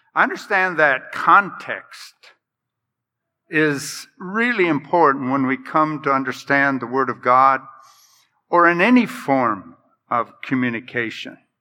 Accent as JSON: {"language": "English", "country": "United States", "said": "I'm American"}